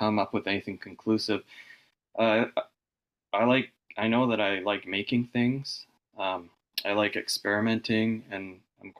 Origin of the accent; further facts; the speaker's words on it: Vancouver, British Columbia, Canada; I was born in Vancouver, and I've really only lived here